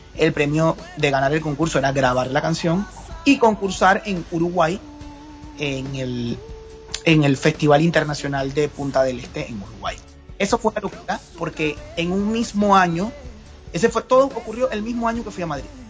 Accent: Panama; aquí en Panamá

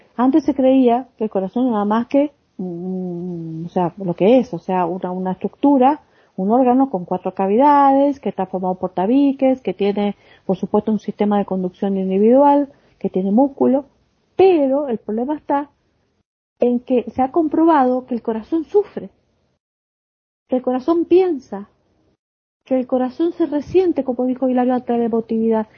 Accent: Argentina; mi país, por ejemplo en Argentina

